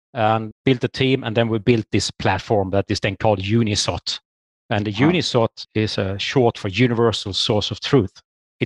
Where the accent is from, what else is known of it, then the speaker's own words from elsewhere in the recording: Sweden; moved away as an adult; now in Norway; I'm from Sweden myself and got this opportunity for a job in Norway